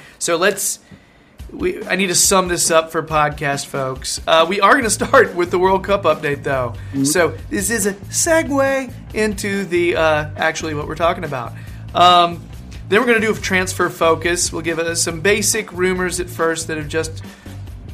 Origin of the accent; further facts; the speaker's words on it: United States; I'm from America